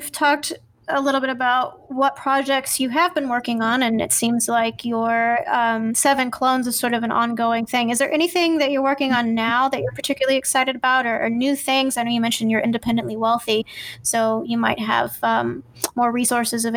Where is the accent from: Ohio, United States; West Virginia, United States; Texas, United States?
West Virginia, United States; I was born in West Virginia